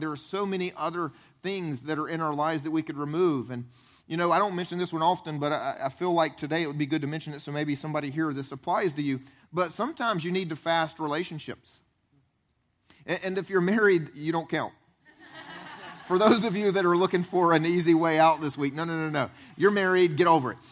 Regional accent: the Bible Belt, United States; I grew up actually here in the Bible Belt.

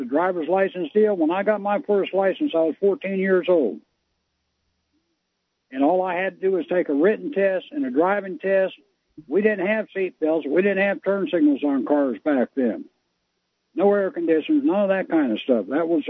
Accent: Tampa, Florida, United States; now in North Florida, United States; I'm from Tampa Bay area. I live in North Florida now.

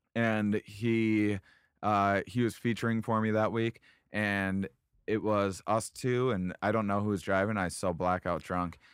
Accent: Boston, Massachusetts, United States; I'm from Boston

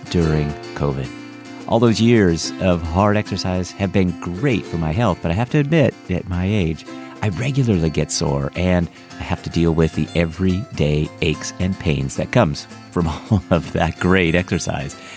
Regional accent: north of Fresno, Central California, United States; I'm from the Central California, just kind of north of Fresno

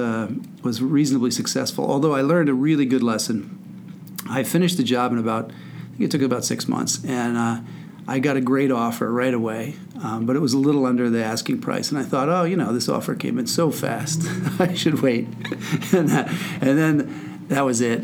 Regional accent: Wyckoff, New Jersey, United States; I grew up in Wyckoff, New Jersey, which is in northern New Jersey, about 20 miles from the George Washington Bridge

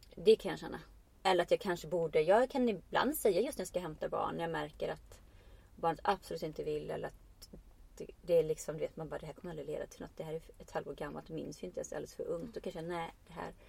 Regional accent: Iceland; now in Sweden; jag kommer från Island och kan vara jag men jag kommer också, jag är också invandrare

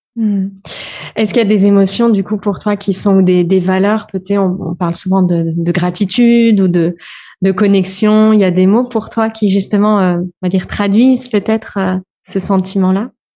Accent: France; also born or lived in Réunion / Switzerland; je suis française

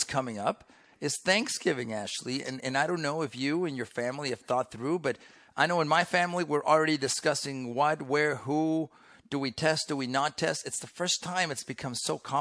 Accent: Mexico; now in United States; I grew up in Mexico when I was younger, way before you were even on this planet. But my mother, American

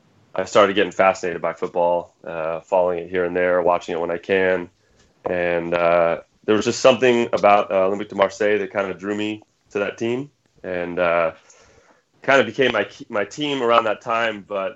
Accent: San Francisco Bay Area, California, United States; also born or lived in Congo; So I'm 38 years old, born and raised in the San Francisco Bay Area.

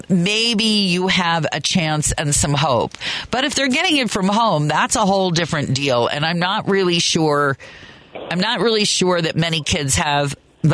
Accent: Kansas, United States; now in Chicago, United States; I grew up in Kansas

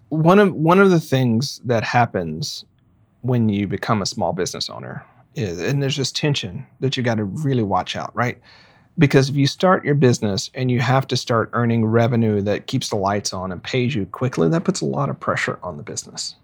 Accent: Arkansas, United States; now in Portland, United States; I grew up in Arkansas

